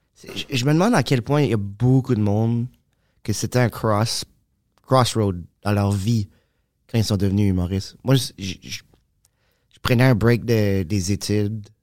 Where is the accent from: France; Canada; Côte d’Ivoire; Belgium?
Canada; Moncton, New Brunswick; accent: Acadian; now in Montreal, Canada; je viens de Moncton